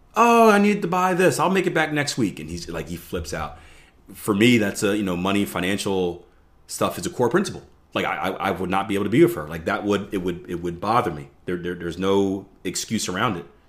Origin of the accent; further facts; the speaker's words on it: Philadelphia, Pennsylvania, United States; I'm from Philly